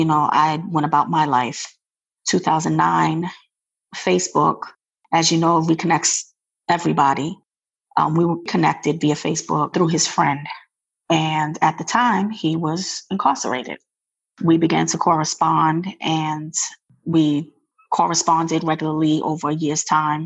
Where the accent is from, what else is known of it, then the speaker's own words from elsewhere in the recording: New York, United States; moved away as an adult; now in Maryland, United States; I'm originally from New York, but I reside in Maryland. I relocated here 17 years ago.